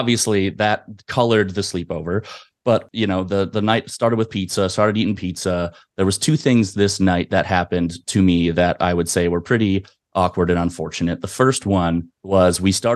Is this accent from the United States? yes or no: yes; Madison, Wisconsin, United States; I grew up mostly in Madison, Wisconsin. I moved there when I was about 3 years old